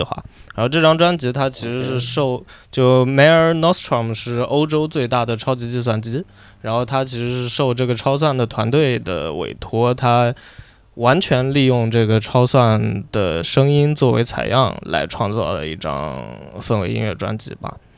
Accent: China; 我作为一个中国人

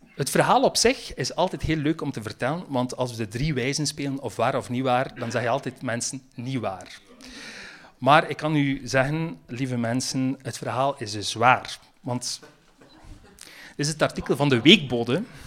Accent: Roeselare, Flanders, Belgium; accent: West Flemish; moved away; wij komen van het hart van West-Vlaanderen. Ik kom uit de rood

